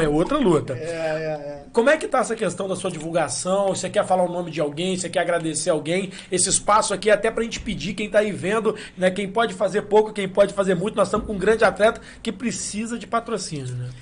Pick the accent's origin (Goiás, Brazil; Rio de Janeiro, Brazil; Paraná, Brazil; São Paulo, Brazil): Rio de Janeiro, Brazil; Valença; nós somos de Valença, o programa é em Valença